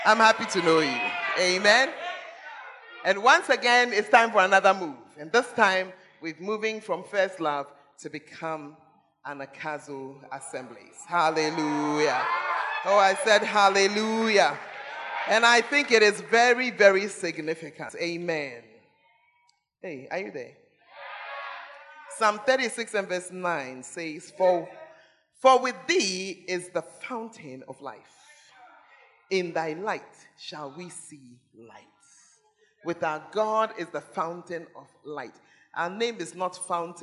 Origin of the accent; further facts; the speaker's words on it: Accra, Greater Accra, Ghana; moved away; also born or lived in Tamale; I'm a girl from Accra.